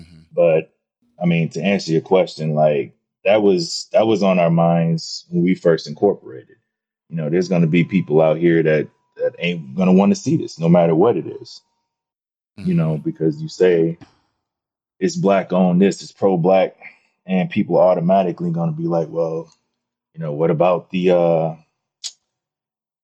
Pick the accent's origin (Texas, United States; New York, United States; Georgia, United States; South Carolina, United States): Georgia, United States; Atlanta; growing up in Atlanta